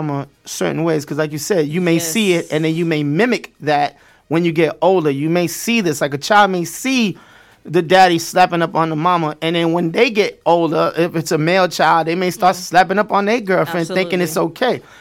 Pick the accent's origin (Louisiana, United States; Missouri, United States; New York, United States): New York, United States; New York City; moved away; also born or lived in South Florida; Growing up in Brooklyn... East New York, Brownsville.